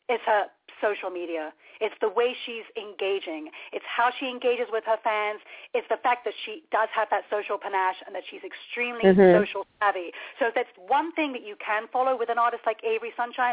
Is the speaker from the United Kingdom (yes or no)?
yes; London, United Kingdom; moved away; I was born across the street from Abbey Road Studios